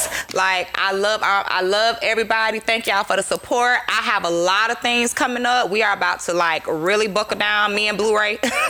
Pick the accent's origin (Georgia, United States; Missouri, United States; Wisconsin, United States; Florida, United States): Florida, United States; Jacksonville; now in Orlando, United States; As you know, I am from Jacksonville, Duval County.